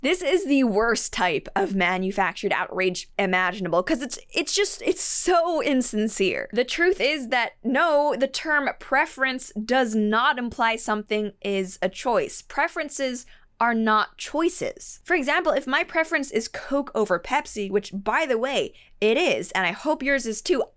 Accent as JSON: {"language": "English", "country": "Canada", "said": "As a Canadian"}